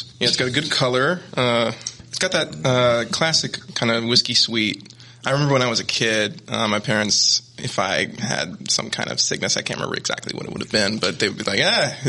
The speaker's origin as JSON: {"language": "English", "town": "Nashville", "region": "Tennessee", "country": "United States", "tie": "born or raised there"}